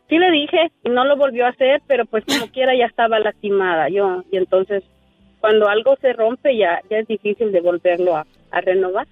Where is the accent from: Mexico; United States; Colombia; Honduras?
Honduras; moved away; amigos de pues de mi juventud, de mi infancia allá en mi, en mi país, Honduras